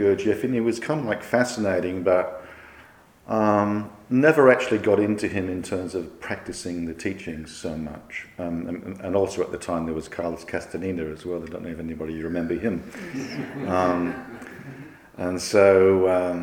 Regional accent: Wollongong, New South Wales, Australia; When I was a wee lad and growing up in Wollongong

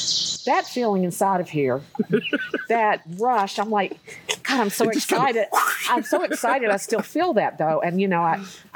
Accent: North Carolina, United States; I grew up in North Carolina

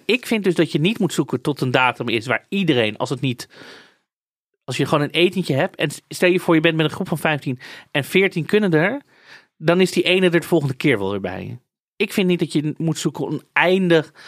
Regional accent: Amsterdam, North Holland, Netherlands; als Amsterdammer

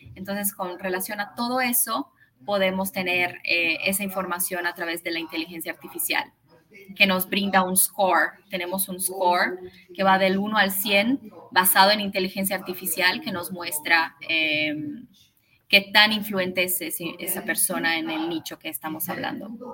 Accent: São Paulo, Brazil; Spanish is a second language; yo vivo en Brasil, vivo en San Paulo, nací acá. Eh, mi mamá es argentina, por eso hablo español

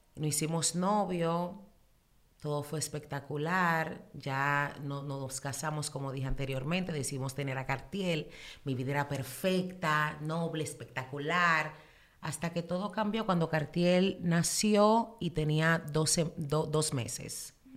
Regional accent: New York City, New York, United States; also born or lived in Dominican Republic; me crié en Nueva York, pero soy dominicana, de pura cepa hasta la tambora

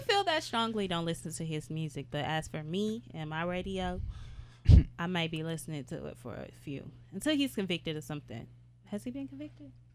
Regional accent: Houston, Texas, United States; I'm from Houston, Texas

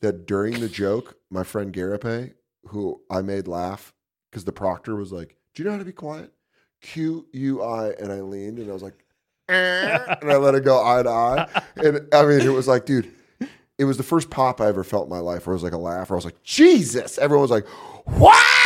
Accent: Aurora, Colorado, United States; moved away as an adult; also born or lived in Tucson, Arizona / New York; I grew up in Aurora, Colorado

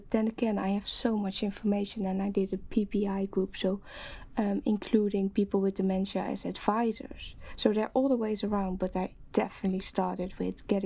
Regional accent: Netherlands; English is a second language; moved away as an adult; now in London, United Kingdom; as you might uh, hear from my accent, I'm uh, originally from the Netherlands

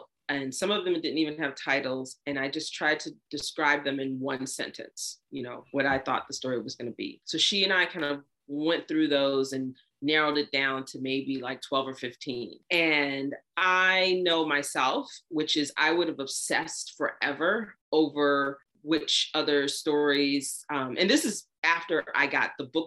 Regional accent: the South, United States; I grew up in the South

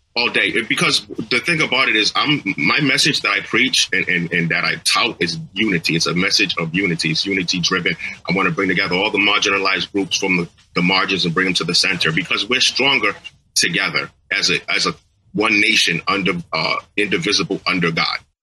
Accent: New York, United States; now in Florida, United States; I was born in New York

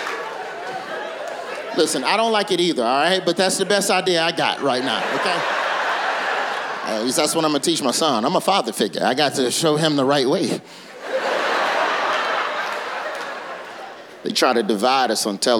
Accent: Birmingham, Alabama, United States; I'm from Birmingham

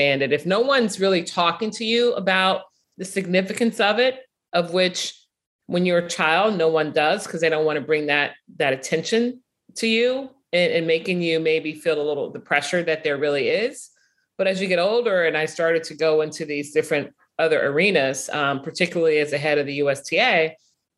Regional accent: Chicago, Illinois, United States; I'm from Chicago, grew up watching Northwestern

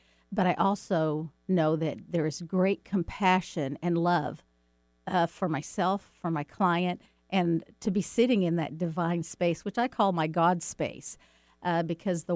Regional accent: Dallas, Texas, United States; back when I was a kid growing up in Dallas, Texas

